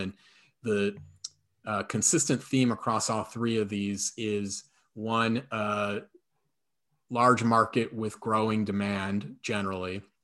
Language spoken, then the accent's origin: English; shores of Lake Erie, Midwest, United States; moved away; I grew up on the shores of Lake Erie and now live on the shores of Lake Michigan